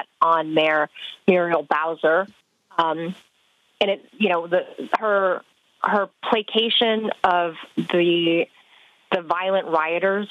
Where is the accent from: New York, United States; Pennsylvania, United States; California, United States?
California, United States; now in Virginia, United States; I'm from California